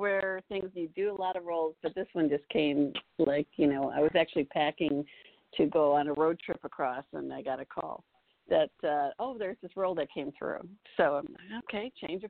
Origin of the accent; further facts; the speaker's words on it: Chicago, Illinois, United States; moved away; I'm from Chicago, so I have a lot of family in Chicago